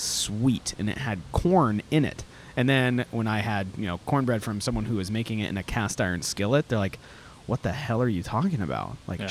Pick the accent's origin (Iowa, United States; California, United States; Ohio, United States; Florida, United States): Florida, United States; Orlando; I grew up in Florida. Okay. I grew up in Orlando.